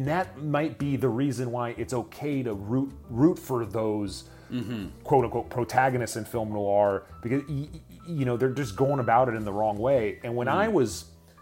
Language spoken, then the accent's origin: English; Los Angeles, California, United States; I was born here, downtown LA in the late 70s. And I grew up here in the 80s and 90s.